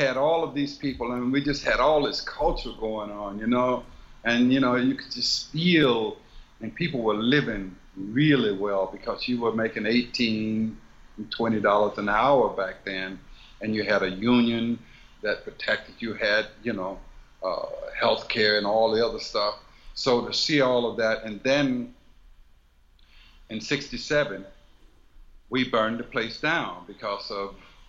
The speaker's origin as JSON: {"language": "English", "town": "Silver City", "region": "Mississippi", "country": "United States", "said": "I'm like, oh my God, because I came from Silver City, Mississippi."}